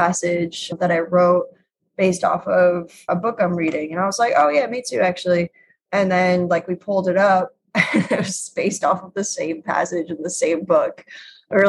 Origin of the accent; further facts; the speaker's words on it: Chicago, Illinois, United States; now in Brooklyn, United States; I grew up in Chicago